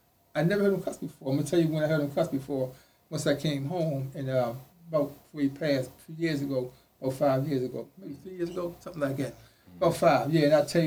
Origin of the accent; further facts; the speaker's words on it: the South, United States; when I came from the South, never done got in the street, I always had this attitude about myself.